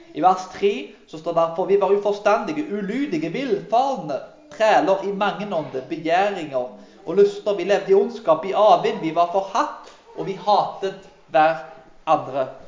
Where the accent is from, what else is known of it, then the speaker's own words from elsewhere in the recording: Karmøy, Rogaland, Norway; Når jeg vokste opp på bedehuset på Karmøy